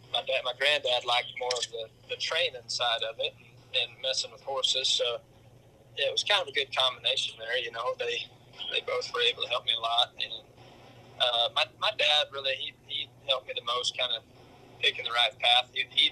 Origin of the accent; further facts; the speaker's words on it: Throckmorton, Texas, United States; Throckmorton, Texas.